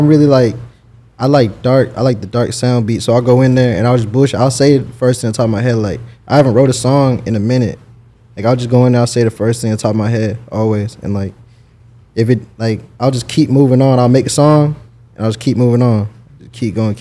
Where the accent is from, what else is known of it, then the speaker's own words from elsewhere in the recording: Jacksonville, Florida, United States; also born or lived in Texas; I moved to Jacksonville at a young age